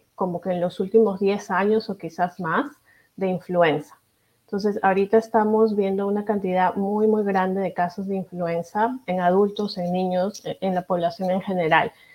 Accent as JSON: {"language": "Spanish", "country": "Peru", "moved": "yes", "lives_now": "Kansas City, United States", "said": "yo soy de Perú, mi familia es de allá"}